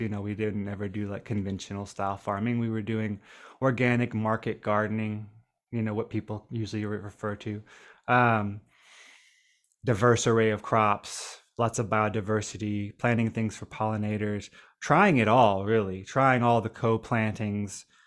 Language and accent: English; Nashville, Tennessee, United States; also born or lived in Trelawny Parish, Jamaica; growing up near Nashville, Tennessee, right outside of downtown